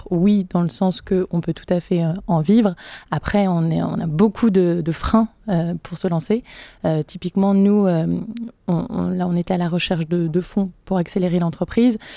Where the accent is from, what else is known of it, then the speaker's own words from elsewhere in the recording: Brittany, France; j'ai grandi en Bretagne